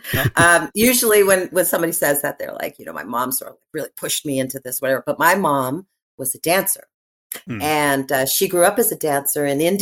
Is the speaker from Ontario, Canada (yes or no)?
yes; Toronto, Ontario, Canada; Growing up as a Canadian kid, I'm born and raised in Toronto